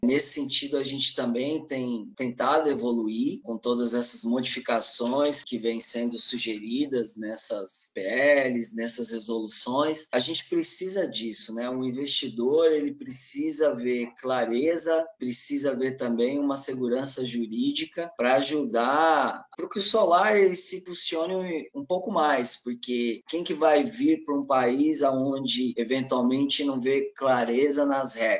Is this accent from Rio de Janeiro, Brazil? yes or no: no; São Paulo, Brazil; also born or lived in Minas Gerais / Goiás; Eu nasci aqui na cidade de São Paulo, na capital. Cresci aqui também